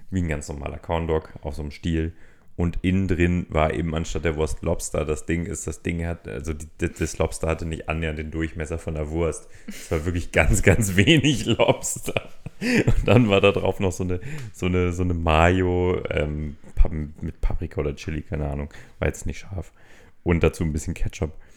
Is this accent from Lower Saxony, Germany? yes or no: no; Berlin, Germany; Ich meine, gerade als, als äh, Berliner, wir wurden ja mal eine Zeit lang mit Pulled Pork überflutet quasi.